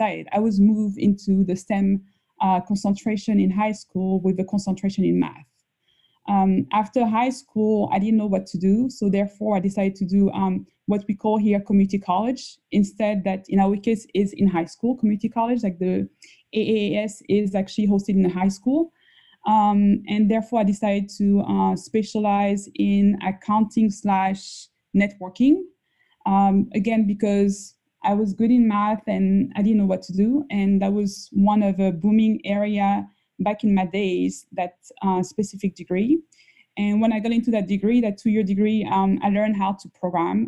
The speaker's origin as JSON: {"language": "English", "town": "Paris", "region": "Île-de-France", "country": "France", "tie": "born or raised there", "moved": "as an adult", "lives_now": "United States", "said": "the first 19 years, I was raised in Paris, France."}